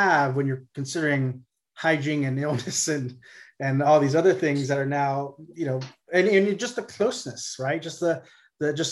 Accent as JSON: {"language": "English", "town": "Corpus Christi", "region": "Texas", "country": "United States", "tie": "born or raised there", "moved": "yes", "said": "I grew up in Corpus Christi in South Texas"}